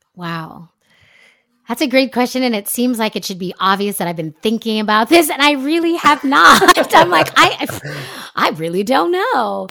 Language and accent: English; California, United States; moved away as an adult; also born or lived in France / Jamaica; now in Brooklyn, United States; born and raised in California